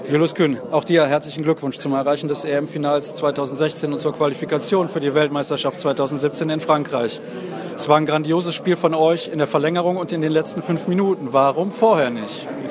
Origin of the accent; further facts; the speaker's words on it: Germany; wir sind Deutsche